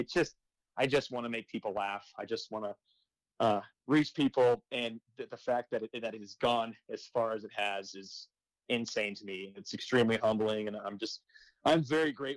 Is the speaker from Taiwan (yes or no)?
no; Arizona, United States; I'm from Arizona